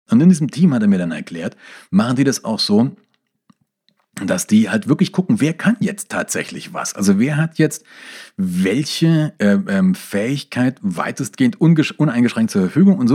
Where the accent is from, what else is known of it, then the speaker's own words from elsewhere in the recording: East Germany, Germany; born there; ich bin ja im Osten geboren und ich war hinter geschlossenen Grenzen gestanden.